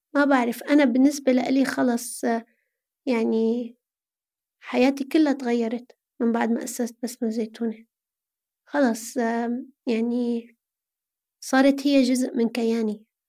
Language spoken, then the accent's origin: Arabic; Aleppo, Aleppo Governorate, Syria; moved away as an adult; now in Lebanon; أنا من حلب